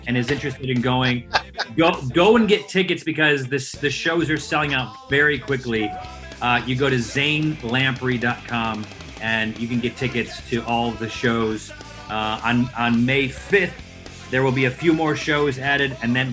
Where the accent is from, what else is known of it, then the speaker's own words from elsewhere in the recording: Syracuse, New York, United States; I'm from Syracuse.